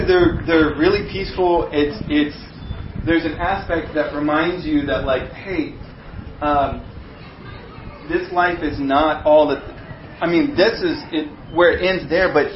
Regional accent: United States; I am an American

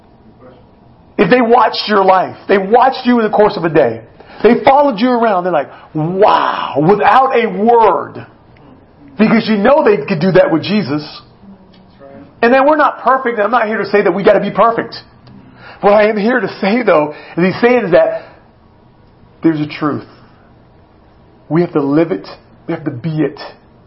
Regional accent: United States; as an American

